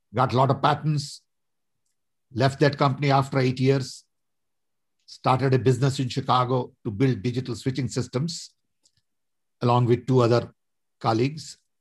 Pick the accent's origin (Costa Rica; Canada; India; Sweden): India; Vadodara, Gujarat; moved away as an adult; also born or lived in Odisha; now in United States; I was born in a small little tribal village in Orissa, went to school in Baroda